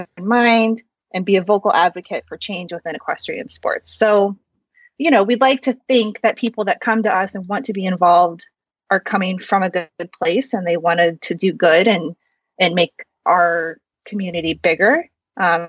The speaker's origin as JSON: {"language": "English", "region": "Midwest", "country": "United States", "tie": "born or raised there", "also_born_or_lived": "South Korea", "said": "I was adopted from South Korea, and I was raised in a white family in the Midwest in a predominantly white suburb"}